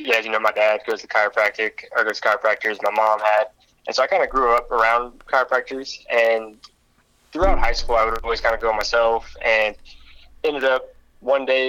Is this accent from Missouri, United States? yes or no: yes; Richmond, Missouri, United States; also born or lived in Las Vegas; I grew up in Richmond, played sports all through Richmond